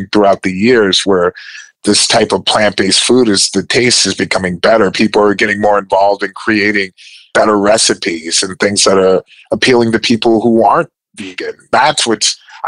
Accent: Cleveland, Ohio, United States; I'm coming from Cleveland.

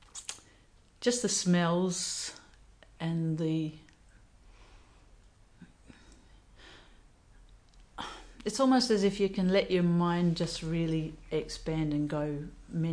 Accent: Murchison area, northeast of Geraldton, Western Australia, Australia; also born or lived in Perth; I was raised in the Murchison area

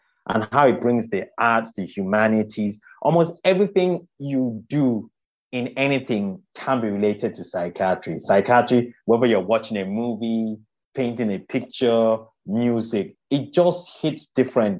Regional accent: Nigeria; moved away; I grew up in Nigeria

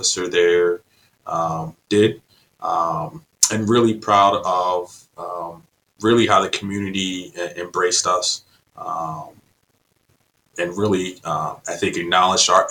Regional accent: Vineland, New Jersey, United States; moved away as an adult; also born or lived in North Carolina / Kalamazoo, Michigan / Maryland; now in California, United States; I grew up outside of Atlantic City in Vineland, New Jersey

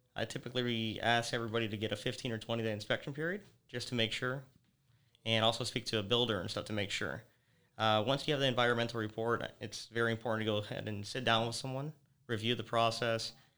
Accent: Naples, Florida, United States; I was born here in Naples

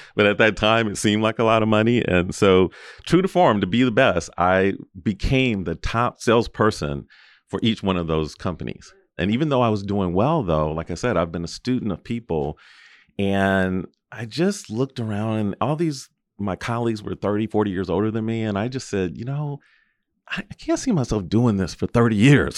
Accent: Los Angeles, California, United States; I was born and raised in Los Angeles in Southern California

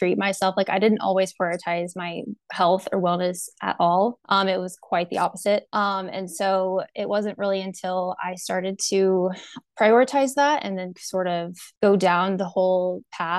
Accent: Raymore, Missouri, United States; also born or lived in Kansas City; I was born in Kansas City, grew up in Raymore

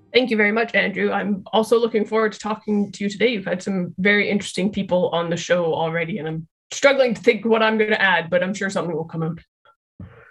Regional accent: Calgary, Alberta, Canada; I'm from Calgary in Canada, uh, which is very close to the Rocky Mountains

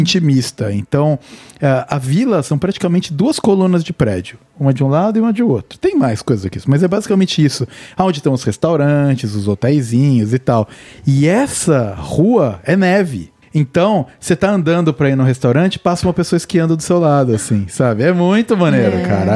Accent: Cunha, São Paulo, Brazil; now in Vancouver, Canada; eles saíram de lá e foram pra Cunha, que foi onde eu fui, onde nasci

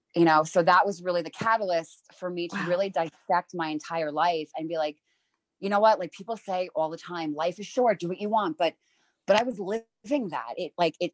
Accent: New York, United States; I'm I'm from New York. I'm an East Coast girl.

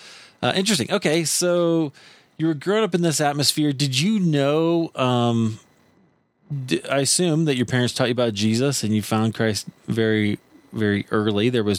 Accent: Iowa, United States; the normal that I grew up in Iowa

